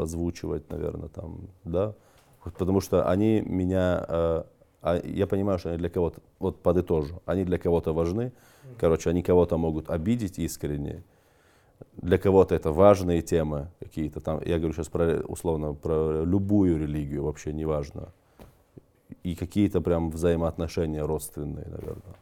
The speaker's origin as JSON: {"language": "Russian", "region": "North Caucasus", "country": "Russia", "moved": "yes", "lives_now": "Moscow, Russia", "said": "Я же кавказец"}